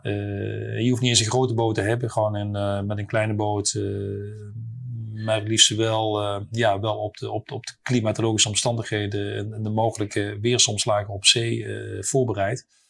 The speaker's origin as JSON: {"language": "Dutch", "country": "Netherlands", "also_born_or_lived": "Paris, France", "said": "ik als Hollander"}